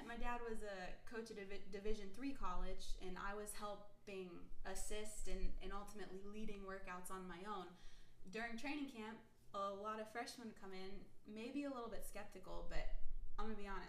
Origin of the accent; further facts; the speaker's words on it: Youngstown, Ohio, United States; I'm originally from Ohio